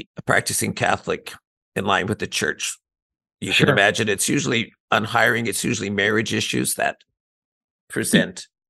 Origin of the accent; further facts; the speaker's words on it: Ontario, Canada; moved away as an adult; now in Vancouver, Canada; I grew up in Ontario, where when I was growing up, it was like, high school was not full funding